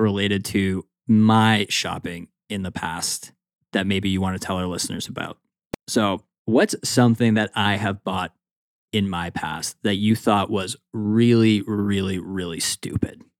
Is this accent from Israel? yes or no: no; Canada; I am Canadian